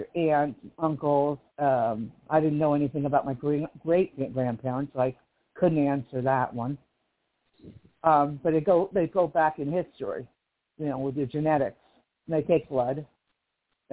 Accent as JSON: {"language": "English", "town": "Livingston", "region": "New Jersey", "country": "United States", "moved": "yes", "lives_now": "Kern County, United States", "said": "I'm from Livingston, New Jersey, originally, which is on the East Coast."}